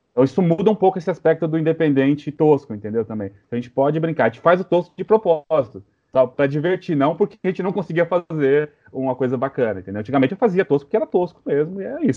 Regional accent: São Paulo, Brazil; Sou de São Paulo, mas sou filho de nordestino. Então sou meio paulista, meio nordestino, com grande orgulho.

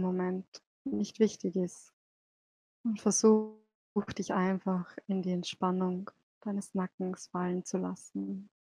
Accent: Salzburg, Austria; bin auch aus Salzburg

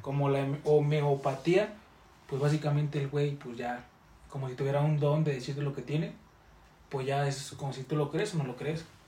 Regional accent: Mexico; en México estamos cambiando una identidad

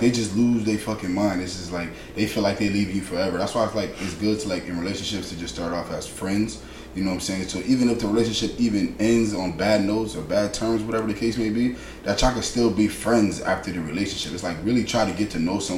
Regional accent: Bridgeport, Connecticut, United States; growing up in Bridgeport

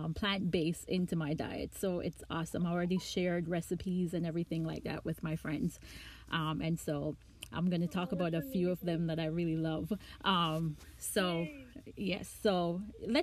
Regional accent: Jamaica; I'm Jamaican

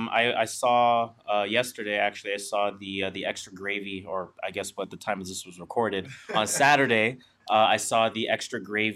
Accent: Canada; .ca because we are Canadian, .ca because it is allegedly cheaper.

